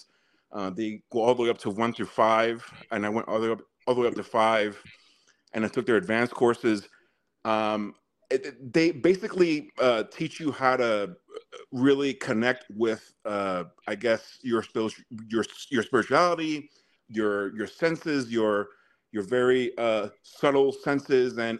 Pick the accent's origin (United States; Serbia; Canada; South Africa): United States; New York City, New York; moved away as an adult; now in Arizona, United States; I'm originally from New York City, born and raised in Harlem